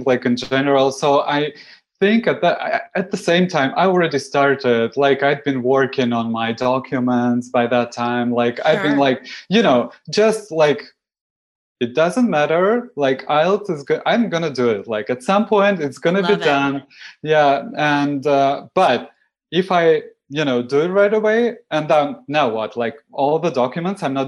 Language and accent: English; Moscow, Russia; English is a second language; moved away as an adult; now in Toronto, Canada; I come from Moscow